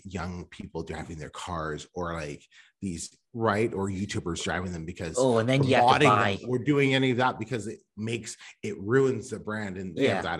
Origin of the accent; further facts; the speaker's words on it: Vancouver, British Columbia, Canada; I'm from Vancouver.